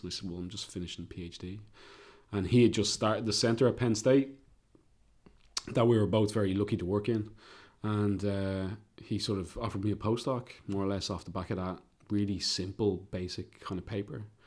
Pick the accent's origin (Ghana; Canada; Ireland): Ireland; obviously I'm Irish